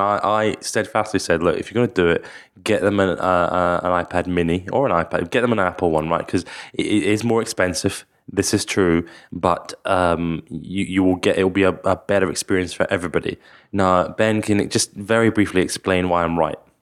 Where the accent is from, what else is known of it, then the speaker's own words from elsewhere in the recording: Scotland, United Kingdom; I'm from Scotland